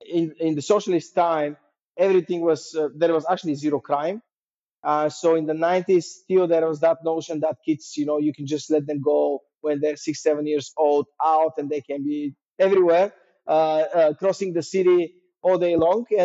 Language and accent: English; Sofia, Sofia City, Bulgaria; English is a second language; the 90s, when I was growing up, were uh, very interesting times because obviously socialism ended uh, in 89 and the country was in this kind of uh, upbeat trajectory going up